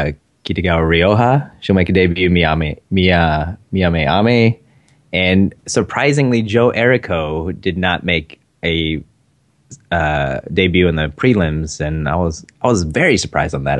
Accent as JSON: {"language": "English", "country": "Philippines", "said": "I'm Filipino"}